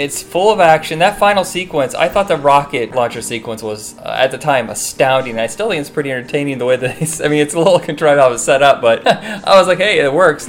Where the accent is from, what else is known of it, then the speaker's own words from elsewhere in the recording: Indiana, United States; I grew up in Indiana.